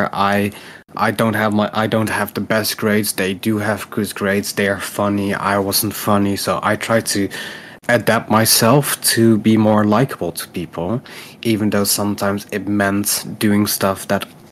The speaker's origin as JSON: {"language": "English", "country": "Netherlands", "said": "I'm Dutch, so I come from the Netherlands"}